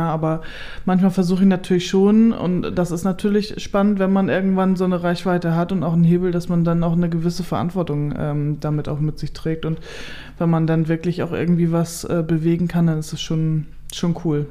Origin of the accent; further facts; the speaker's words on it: Kellinghusen, Schleswig-Holstein, Germany; moved away as an adult; also born or lived in North Frisia; now in Ostbargum, Germany; ich bin ja in Kellinghusen im Kreis Steinburg aufgewachsen